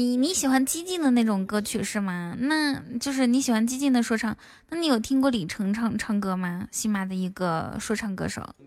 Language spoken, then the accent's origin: Chinese; Inner Mongolia, China; also born or lived in Shanghai; 我是内蒙古人